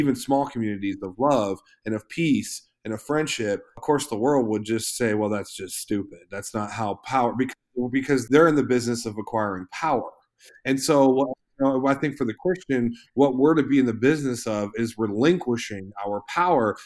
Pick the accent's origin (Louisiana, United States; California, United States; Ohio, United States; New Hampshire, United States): Ohio, United States; Eastern; I was born, you know, in, in Ohio, in Eastern Ohio, you know, in America